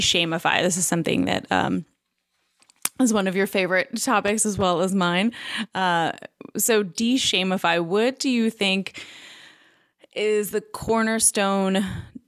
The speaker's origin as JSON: {"language": "English", "region": "New York", "country": "United States", "tie": "born or raised there", "also_born_or_lived": "Los Angeles", "moved": "yes", "lives_now": "Nashville, United States", "said": "I grew up in New York. I lived in Los Angeles"}